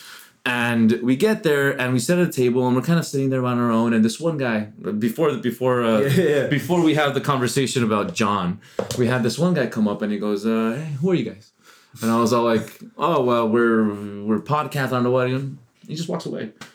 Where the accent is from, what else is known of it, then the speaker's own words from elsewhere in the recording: El Paso, Texas, United States; I'm from El Paso.